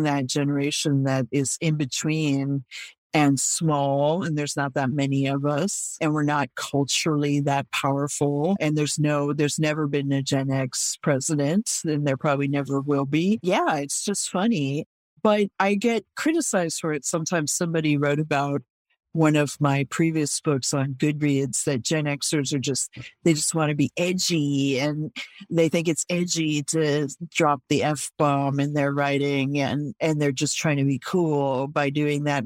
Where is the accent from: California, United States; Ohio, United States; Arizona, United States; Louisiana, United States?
California, United States; Oakland; I grew up in Oakland